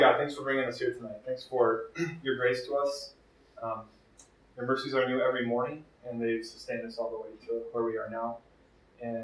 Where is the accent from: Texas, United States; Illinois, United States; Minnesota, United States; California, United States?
Minnesota, United States; Minneapolis; I am from Twin Cities. I grew up kind of locally